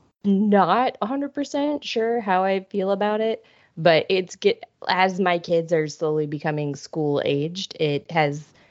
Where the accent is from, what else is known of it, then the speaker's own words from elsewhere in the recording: Ohio, United States; now in Georgia, United States; I grew up mostly in Ohio